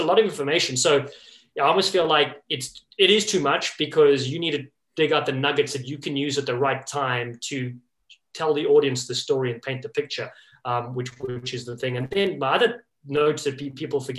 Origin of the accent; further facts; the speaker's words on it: Cape Town, Western Cape, South Africa; moved away as an adult; also born or lived in Los Angeles, United States; now in New England, United States; growing up in Cape Town, South Africa, and living in Los Angeles for 15 years